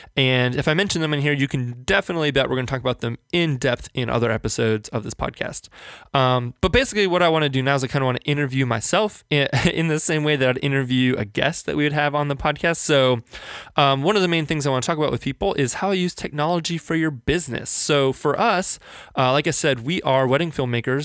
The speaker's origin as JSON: {"language": "English", "region": "Northern Virginia", "country": "United States", "tie": "born or raised there", "moved": "yes", "lives_now": "Richmond, United States", "said": "I grew up in Northern Virginia, just outside of Washington, D C"}